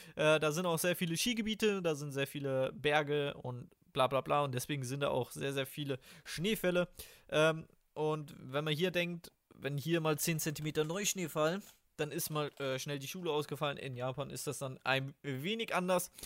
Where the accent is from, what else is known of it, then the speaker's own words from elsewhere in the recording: Germany; als Deutscher